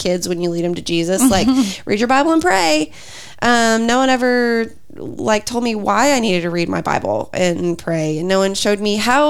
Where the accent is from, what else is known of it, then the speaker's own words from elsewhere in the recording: Lawton, Oklahoma, United States; also born or lived in Moore / Hera area; in the church I grew up in Lawton, we ended up serving in junior high ministry